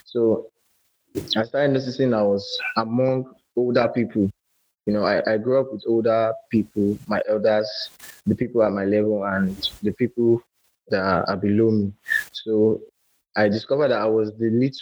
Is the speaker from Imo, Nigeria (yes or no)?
no; Lagos, Nigeria; also born or lived in Akwa Ibom State; I'm a musical artist from Akwa Ibom State, and I was born and brought up in Lagos.